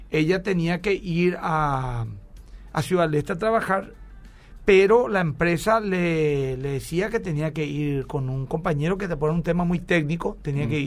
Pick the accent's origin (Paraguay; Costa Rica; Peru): Paraguay; Capiatá, Central; estamos, somos de Capiatá y nos queda un poco lejos